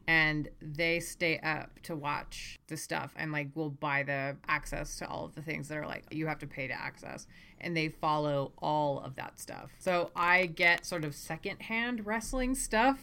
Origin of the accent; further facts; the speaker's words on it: Las Cruces, New Mexico, United States; also born or lived in Coleraine, Northern Ireland; I grew up in Las Cruces, America. That's what my dad always called it, but Las Cruces, New Mexico